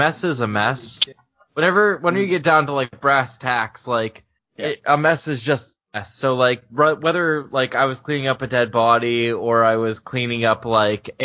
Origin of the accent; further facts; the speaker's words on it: Pennsylvania, United States; I'm from Pennsylvania